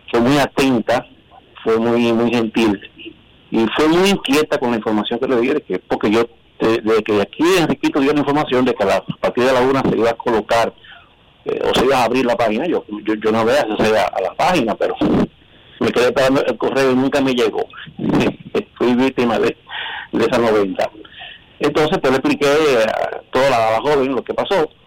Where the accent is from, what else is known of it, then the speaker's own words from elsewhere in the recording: San José de Ocoa, Dominican Republic; Yo soy de San José de Ocoa.